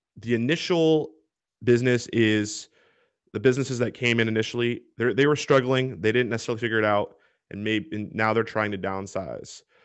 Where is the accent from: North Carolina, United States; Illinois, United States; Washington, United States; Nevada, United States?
Washington, United States; Washington State, my home state